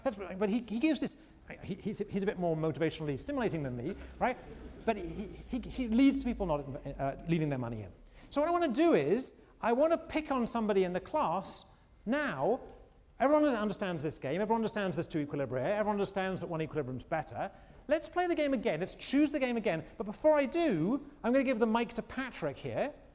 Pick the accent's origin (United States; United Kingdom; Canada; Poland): United Kingdom; England; moved away; When I was growing up in England, uh, uh, again, I'm going to reveal my age